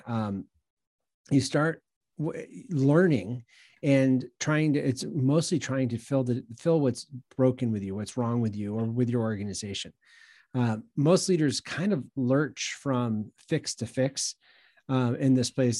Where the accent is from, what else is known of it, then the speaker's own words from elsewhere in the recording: New England, United States; also born or lived in Long Island, New York; now in Greenville, United States; I'm from the Northeast. I grew up in New England and, uh, did a decade or so on Long Island, New York